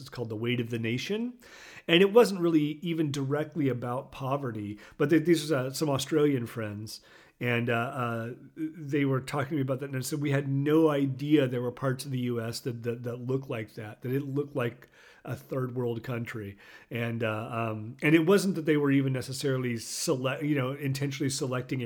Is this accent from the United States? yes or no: yes; Oklahoma, United States; I did grow up in Oklahoma